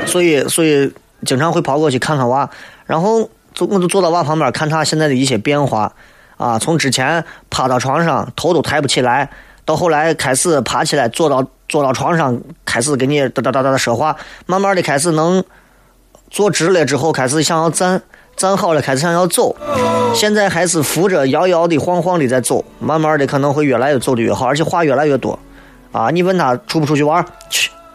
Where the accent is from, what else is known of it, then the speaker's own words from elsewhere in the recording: Xi'an, Shaanxi, China; 作为一名八零后，作为一个西安人